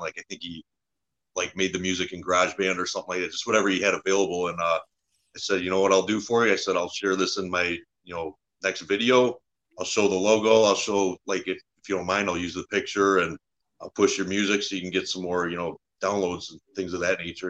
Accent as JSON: {"language": "English", "town": "Warren", "region": "Michigan", "country": "United States", "tie": "born or raised there", "also_born_or_lived": "Harrison Township, Michigan", "said": "I grew up in uh, Warren, Michigan. It's uh, a little bit north of Detroit."}